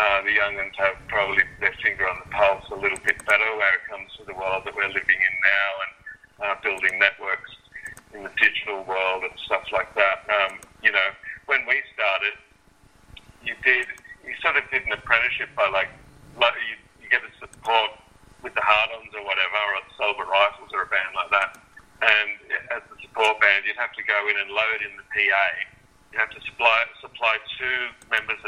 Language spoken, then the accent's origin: English; Wollongong, New South Wales, Australia; Growing up in Wollongong